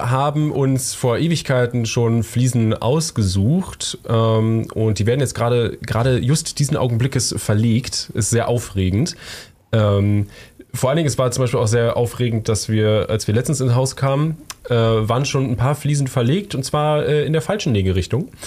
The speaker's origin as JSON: {"language": "German", "region": "Berlin", "country": "Germany", "said": "ich kann dann nicht mehr cool, cool sagen, ich komme aus Berlin"}